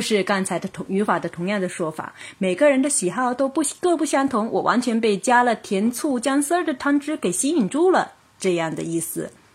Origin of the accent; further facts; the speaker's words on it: China; 我们中国人